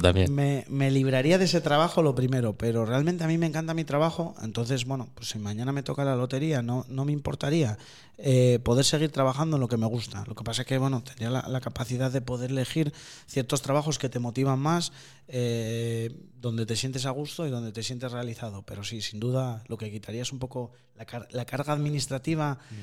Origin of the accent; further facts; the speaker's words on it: Asturias, Spain; somos los asturianos